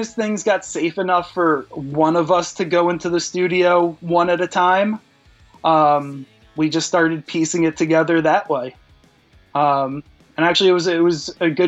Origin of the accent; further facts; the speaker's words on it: New York, United States; being from New York